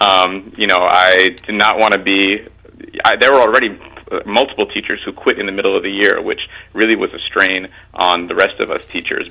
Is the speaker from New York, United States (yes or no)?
yes; Mount Vernon, New York, United States; I grew up in Mount Vernon, mm-hmm. um, and and yeah, Mount Vernon was a great place to grow up